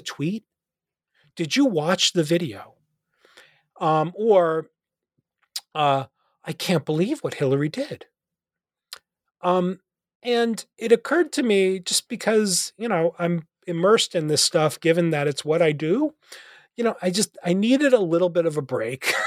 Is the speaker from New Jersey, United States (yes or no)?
yes; New Jersey, United States; moved away as an adult; now in Nashville, United States; I live in Nashville, uh, um, where where you know I'm originally from New Jersey